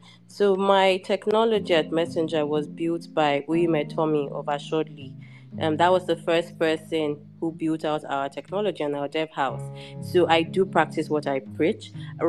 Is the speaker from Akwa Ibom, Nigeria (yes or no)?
yes; Akwa Ibom, Nigeria; moved away; my hometown or my home state of Akwa Ibom